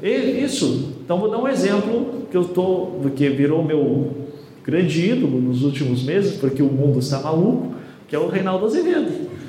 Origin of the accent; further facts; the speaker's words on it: Paraná, Brazil; eu venho aqui do Paraná